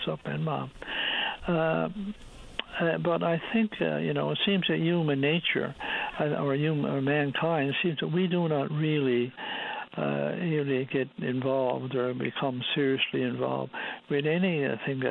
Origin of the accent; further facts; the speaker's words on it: West Coast of Newfoundland, Newfoundland and Labrador, Canada; now in St. John's, Canada; I'm originally from the West Coast, and we have much warmer weather on the West Coast of Newfoundland